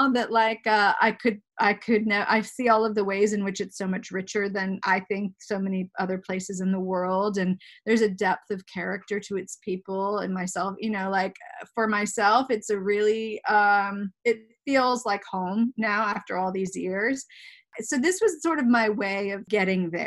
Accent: Germany; I you know I I grew up in Germany. I grew up in Europe most for most of my childhood

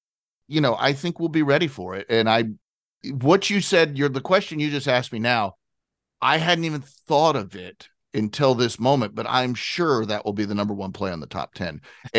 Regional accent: Atlanta, Georgia, United States; I was growing up in Atlanta. I was going to school in Atlanta as the Olympics were coming to Atlanta.

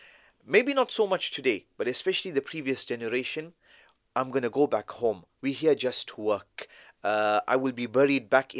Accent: South Africa; So we, alhamdulillah, in South Africa, we don't have this, identity crisis. Am I South African? I am an Indian. We left India before there was partition between India and Pakistan or anything like that. And so we're South African.

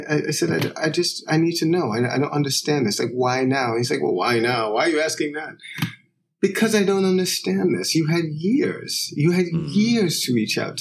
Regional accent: New York, United States; also born or lived in London; my mother would often visit the house I grew up in. She lives in Jamaica, but she would often come back and visit to get various things and spend a little bit of time in New York.

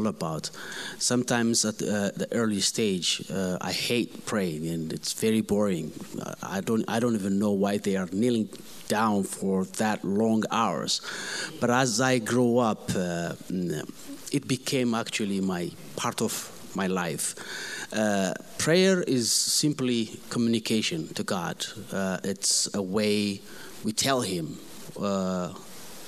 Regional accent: Ethiopia; now in Phoenix, United States; I'm from Ethiopia

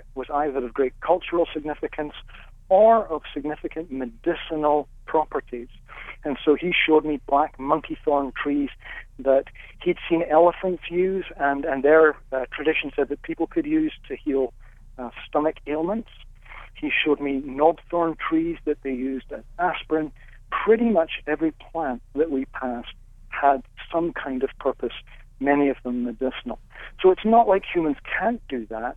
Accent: Scotland, United Kingdom; when I was growing up in Scotland, we had our milk delivered every day in glass bottles

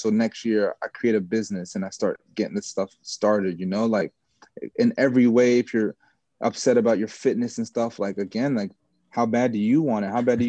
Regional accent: Jamaica; I'm Jamaican, so I love to play for the national team and stuff like that.

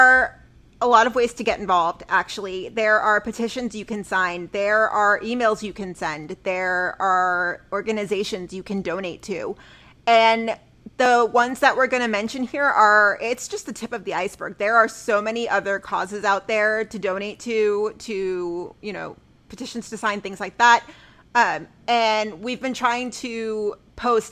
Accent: Dallas, Texas, United States; for my hometown, I pulled up Dallas

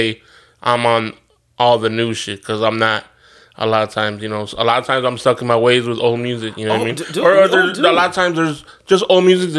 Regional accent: United States; Obviously, I play my Latin music too, and I'm American, absolutely, and blah, blah, blah.

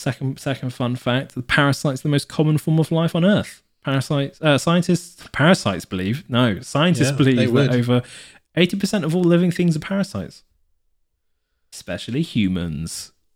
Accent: South West England, United Kingdom; I mean, growing up in Devon, you're like, oof, you get many.

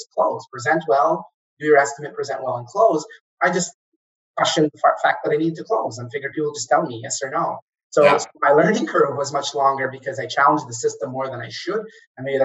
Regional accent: Kuwait; moved away as an adult; also born or lived in Egypt; now in Canada; I'm originally from Egypt, but I grew up in Kuwait

